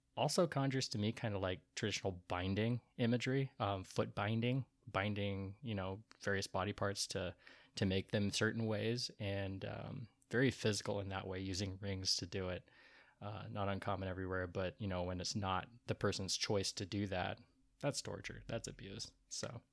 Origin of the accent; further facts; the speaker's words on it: Portland, United States; We're from Portland